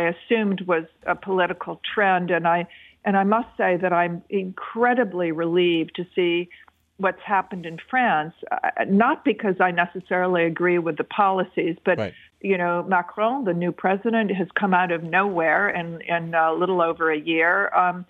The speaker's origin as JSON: {"language": "English", "country": "United States", "also_born_or_lived": "China", "said": "as an American"}